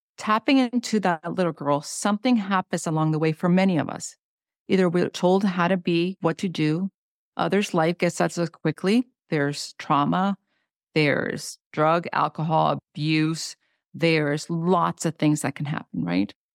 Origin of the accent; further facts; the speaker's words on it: Honduras; moved away; I come from Honduras. That's a third world country.